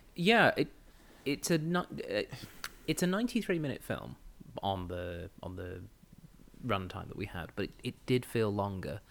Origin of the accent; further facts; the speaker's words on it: England, United Kingdom; moved away; I grew up in England in the nineties.